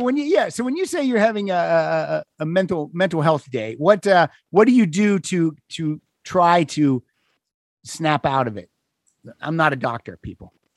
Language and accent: English; Pennsylvania, United States; I grew up in Pennsylvania